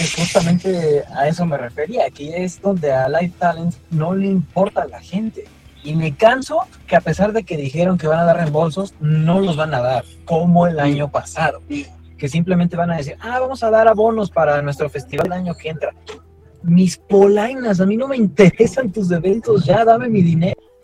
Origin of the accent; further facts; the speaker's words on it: Mexico; los mexicanos somos muy tibios